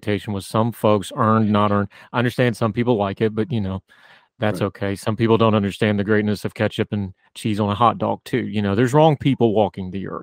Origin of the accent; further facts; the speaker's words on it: West Virginia, United States; I grew up in a culture. I'm from West Virginia.